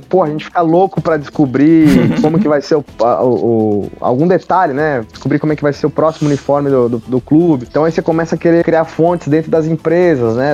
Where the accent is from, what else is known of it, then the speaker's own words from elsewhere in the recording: Pindorama, São Paulo, Brazil; moved away as an adult; Eu voltei de férias para a cidade onde eu nasci, para hum. Pindorama, hum. que fica ao lado da, da Grande Catanduva